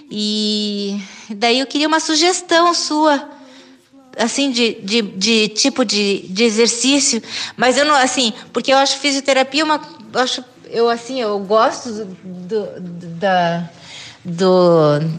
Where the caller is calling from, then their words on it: Curitiba, Paraná, Brazil; de Curitiba e eu gosto muito de dançar.